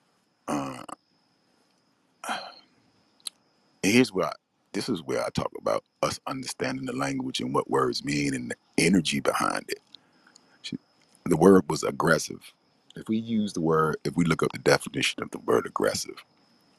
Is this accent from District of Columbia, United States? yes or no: yes; Washington, District of Columbia, United States; I'm from Washington, D.C., nation's capital.